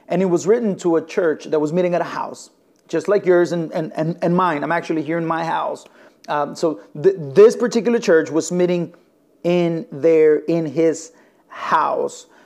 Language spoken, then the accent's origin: English; Elgin, Illinois, United States; I am from Elgin, Illinois. My wife and I, we are the lead pastors uh, of a church plant here in the city of Elgin. We're about 45, 50 minutes west of the city of, of Chicago.